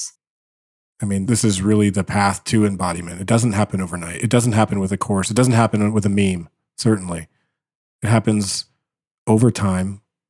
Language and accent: English; Dayton, Ohio, United States; I was born in Dayton, Ohio.